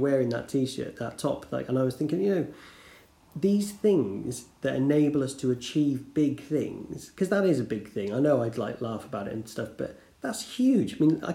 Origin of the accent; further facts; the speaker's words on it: United Kingdom; being British